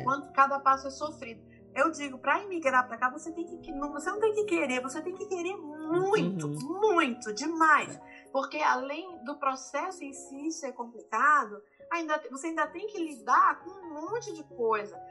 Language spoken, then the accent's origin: Portuguese; Brazil; now in United States; nós somos originalmente do Brasil, nós viemos do Brasil